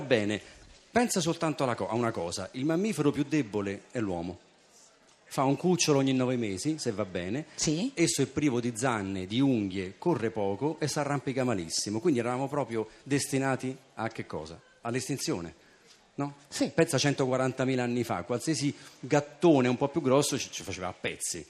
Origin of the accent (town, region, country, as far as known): Italy